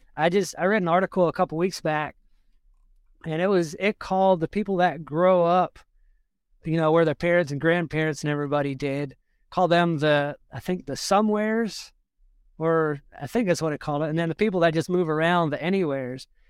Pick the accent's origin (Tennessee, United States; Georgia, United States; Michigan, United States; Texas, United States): Georgia, United States; South; moved away as an adult; now in Burkesville, Kentucky, United States; where I grew up in Georgia, I, I didn't live in the prettiest part of the state